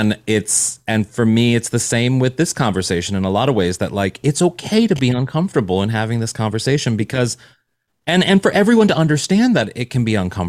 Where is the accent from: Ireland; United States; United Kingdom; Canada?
United States; Missouri; I'm from Missouri, and I was a foreign exchange student.